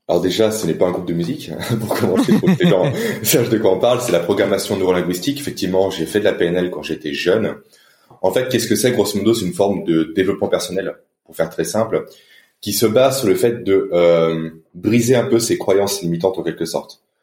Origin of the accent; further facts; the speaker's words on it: France; en tant que Français